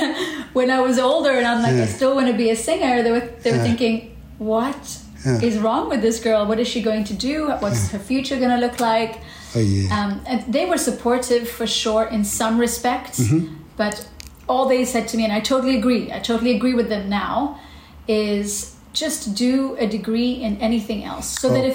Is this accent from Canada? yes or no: no; Kenya; moved away as an adult; also born or lived in South Africa; now in Berlin, Germany; So I'm a Kenyan singer-songwriter. I was born in Kenya, fifth generation, very proud.